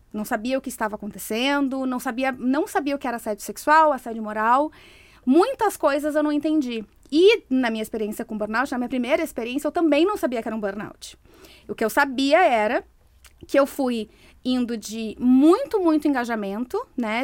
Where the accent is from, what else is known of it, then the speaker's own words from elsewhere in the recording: Brazil; moved away as an adult; eu era executiva de uma empresa, eu saí do Brasil